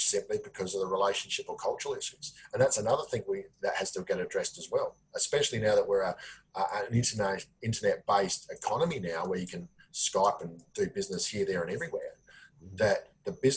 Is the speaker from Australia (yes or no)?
yes; Australia; I'm an Australian